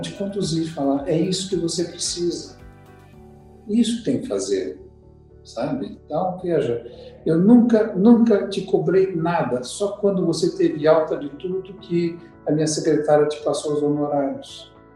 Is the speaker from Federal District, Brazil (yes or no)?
no; São Paulo, Brazil; also born or lived in Curitiba; eu nasci aqui em São Paulo, fiquei em São Paulo até ir para Curitiba